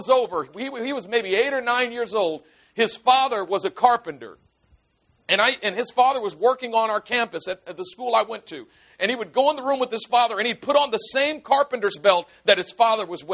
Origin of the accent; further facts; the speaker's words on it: Oakland, California, United States; I grew up in Oakland